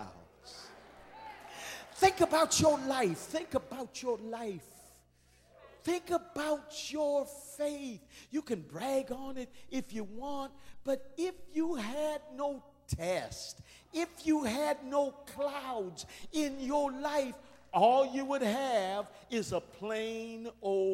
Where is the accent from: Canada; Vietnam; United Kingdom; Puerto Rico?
Canada; Windsor, Ontario; I was born in Windsor, Ontario, Canada, at Grace Hospital